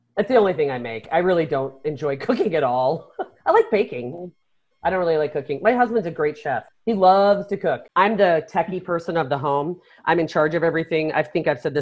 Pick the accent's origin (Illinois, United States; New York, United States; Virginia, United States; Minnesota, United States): Illinois, United States; Chicago; we grew up in Chicago, and our house was built in 1910